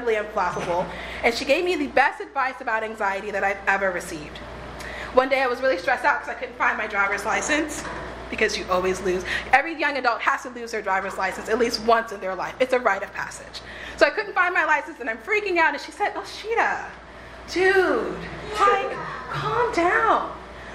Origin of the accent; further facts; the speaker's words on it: Texas, United States; moved away as an adult; also born or lived in New Orleans; my hometown in Texas